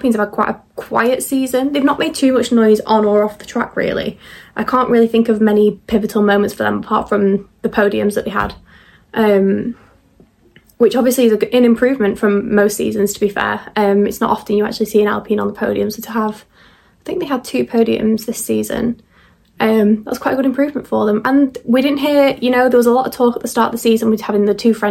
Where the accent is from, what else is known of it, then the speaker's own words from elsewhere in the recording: United Kingdom; being a Brit